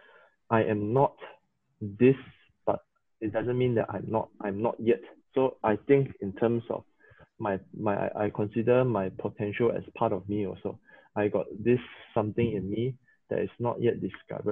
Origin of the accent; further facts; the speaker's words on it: Sabah, Malaysia; English is a second language; three Sabahans